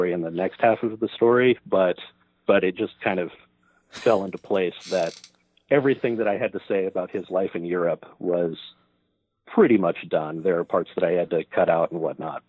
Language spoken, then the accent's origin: English; Oregon coast, United States; I grew up on the Oregon coast.